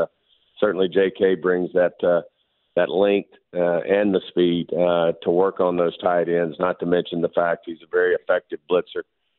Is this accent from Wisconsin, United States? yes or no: no; Arkansas, United States; Of course, I'm from South in Arkansas, and I think we call it turkey fries